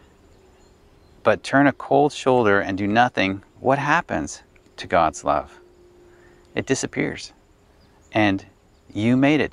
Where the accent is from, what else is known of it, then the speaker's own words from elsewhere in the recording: Ottawa, Ontario, Canada; when I was 16 years old, approximately 16. And we'd formed a youth group in our church, West Ottawa